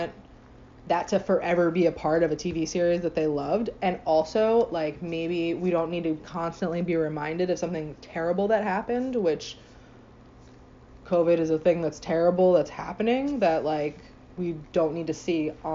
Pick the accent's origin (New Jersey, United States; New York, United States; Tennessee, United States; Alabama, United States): New Jersey, United States; especially where we lived, like growing up in New Jersey